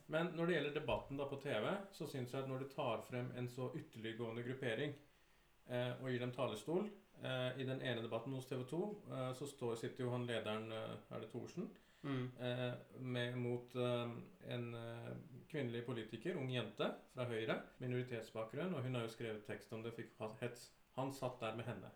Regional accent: Oslo, Norway; å være fra 'Tante Ulrikkes vei'

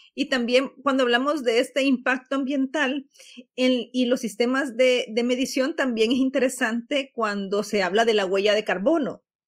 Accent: El Salvador

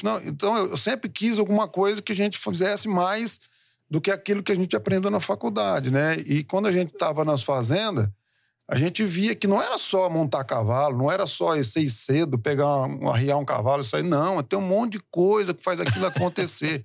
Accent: Presidente Prudente, São Paulo, Brazil; moved away as an adult; also born or lived in Uberaba / Uberlândia; now in Penápolis, Brazil; eu sou nascido aqui em São Paulo. Oh. É, saí daqui de São Paulo com cinco anos. É, minha mãe e meu pai é, falaram assim: vamos criar nossos filhos no interior de São Paulo

